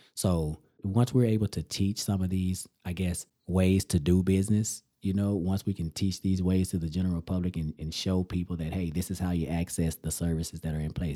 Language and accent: English; Amarillo, Texas, United States; my hometown